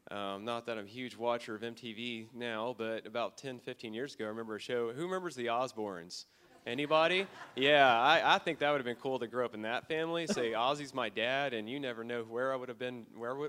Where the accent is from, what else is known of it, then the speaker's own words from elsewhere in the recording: Baytown, Texas, United States; I'm originally from Baytown, Texas. Baytown is a great place to be from, not to live. I grew up asthmatic around chemical plants, so you can understand why.